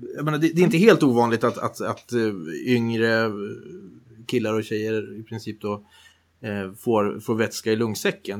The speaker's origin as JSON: {"language": "Swedish", "town": "Härnösand", "region": "Västernorrland County", "country": "Sweden", "tie": "born or raised there", "said": "jag är uppvuxen i Härnösand av alla ställen"}